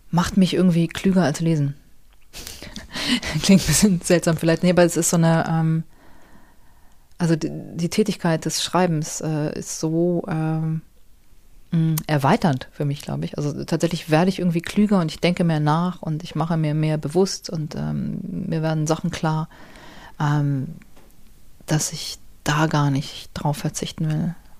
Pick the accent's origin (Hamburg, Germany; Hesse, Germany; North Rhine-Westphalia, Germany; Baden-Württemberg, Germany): Hamburg, Germany; Ich bin ja so in Hamburg aufgewachsen